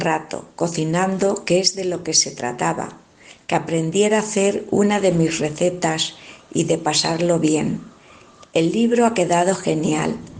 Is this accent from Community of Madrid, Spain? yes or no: yes; Villarejo de Salvanés, Community of Madrid, Spain; mi pueblo, Villarejo de Salvanés